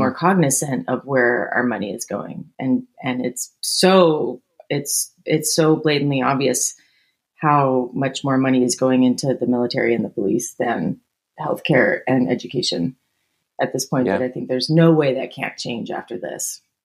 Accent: Northern California, United States; I grew up in Northern California.

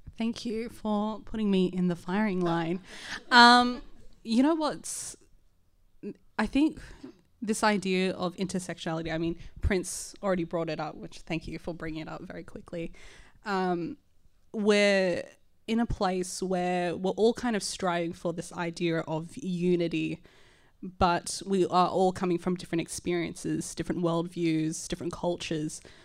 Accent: Sydney, New South Wales, Australia; I am a Miriam Mir, uh, Larakia woman, so I'm Indigenous, uh, but I was raised here in Redfin

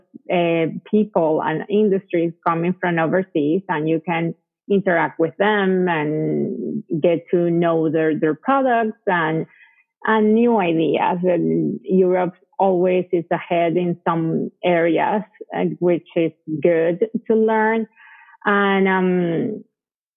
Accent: Venezuela; English is a second language; moved away as an adult; also born or lived in Colombia / Connecticut, United States; now in Texas, United States; I was raised in Venezuela, but when I was 23, I came to the United States to study English

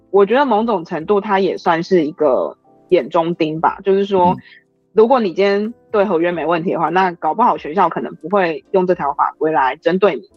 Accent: Taiwan; 我们台湾人

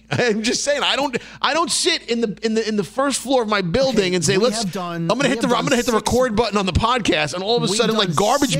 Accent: New York City, New York, United States; your typical blue-collar family growing up in Brooklyn.

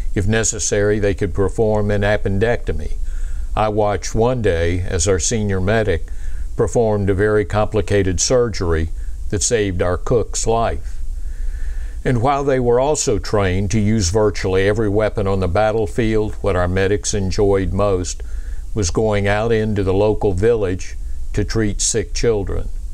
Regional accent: Pensacola, Florida, United States; I was raised in Pensacola, Florida, home of the Navy's flight demonstration team

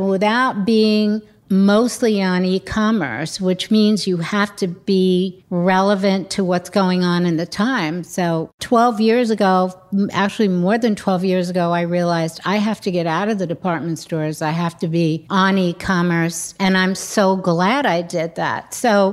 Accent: New York City, New York, United States; also born or lived in London; growing up in New York at the time

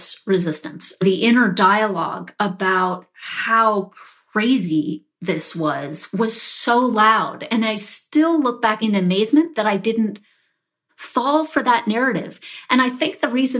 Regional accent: Charlottesville, Virginia, United States; I grew up in Charlottesville, Virginia, you know, in an upper middle class family.

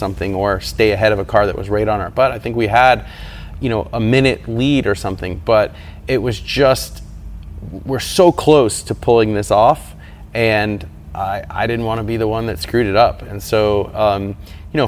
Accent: United States; as an American

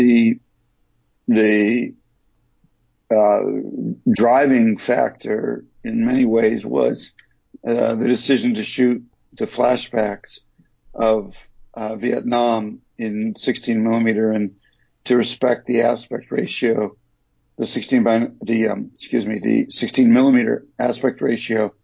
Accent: Detroit, Michigan, United States; moved away; also born or lived in New York; growing up in Detroit and coming to New York

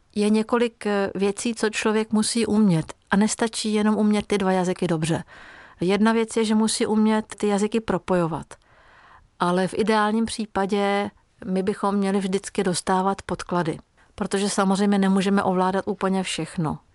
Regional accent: Hungary; first language Hungarian; Czech is a second language; moved away as an adult; also born or lived in Czech Republic; now in Prague, Czech Republic; Tu maďarštinu jsem začala opět obnovovat a opravdu to je práce, udržovat si maďarštinu, když žijete v cizině

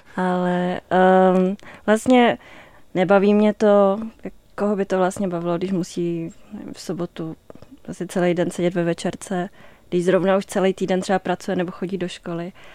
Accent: Aš, Karlovy Vary Region, Czechia; já jsem vyrostla v Aši

